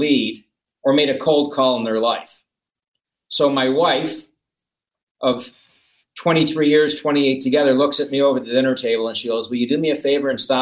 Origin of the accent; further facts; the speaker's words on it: Buffalo, New York, United States; moved away; I'm from Buffalo